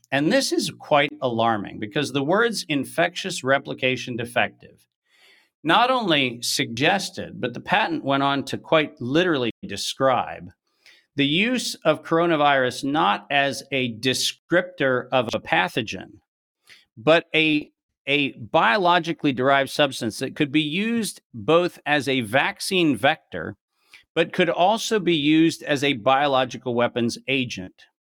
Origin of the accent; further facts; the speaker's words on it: United States; as an American making that presentation in Europe